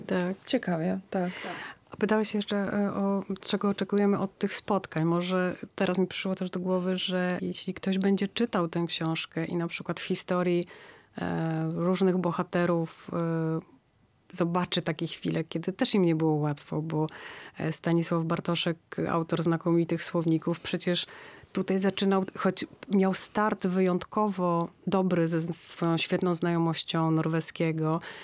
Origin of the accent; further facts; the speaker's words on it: Gdańsk, Pomeranian Voivodeship, Poland; jesteśmy z Gdańska